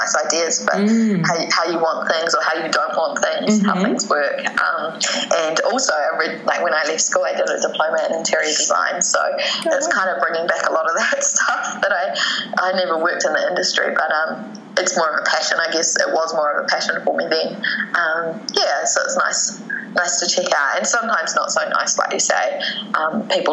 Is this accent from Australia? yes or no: no; New Zealand; now in Antigua, Guatemala; when we were kids growing up in New Zealand